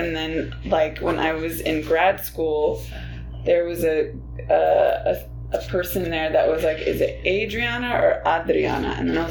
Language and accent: English; Inland Empire, Southern California, United States; also born or lived in Montclair, California; I was born and raised in Southern California.